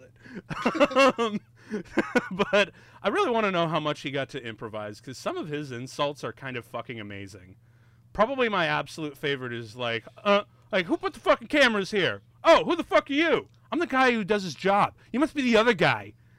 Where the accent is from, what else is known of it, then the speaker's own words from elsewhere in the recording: Chicago, Illinois, United States; I'm from Chicago